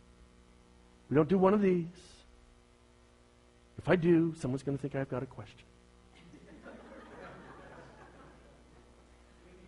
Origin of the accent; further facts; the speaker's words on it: Bay Area, California, United States; I'm from the Bay Area